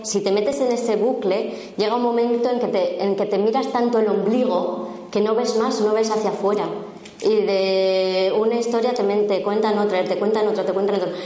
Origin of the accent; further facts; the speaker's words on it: La Rioja, Spain; soy riojana